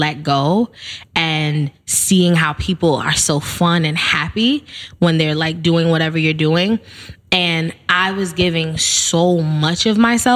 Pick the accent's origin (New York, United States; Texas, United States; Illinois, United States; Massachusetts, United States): New York, United States; New York City; I grew up in the Bronx. Yep. I'm born and raised BX stand up